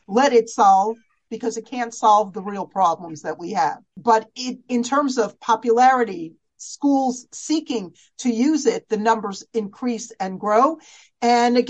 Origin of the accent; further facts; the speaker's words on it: United States; as American girls